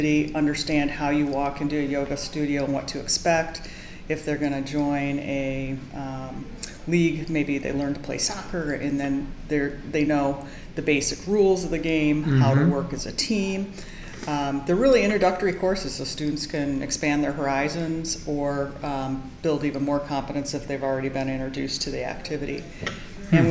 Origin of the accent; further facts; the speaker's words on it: Madison, Wisconsin, United States; moved away as an adult; also born or lived in Minnesota / Oxford, Ohio; now in Boston, United States; I grew up in Madison, Wisconsin, went to Minnesota and the Twin City campus and did my undergrad in physical education